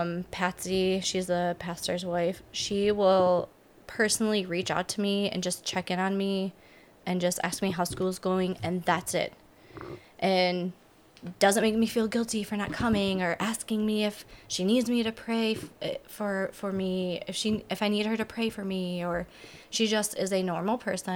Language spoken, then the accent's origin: English; Laingsburg, Michigan, United States; her and I grew up together out in Langsberg. She lived across the street from me.